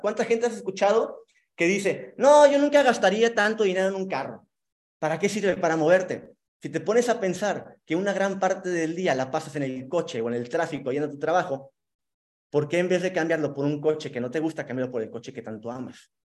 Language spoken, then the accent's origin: Spanish; Monterrey, Nuevo León, Mexico; now in Cancún, Mexico; vivo en Cancún, soy originario de Monterrey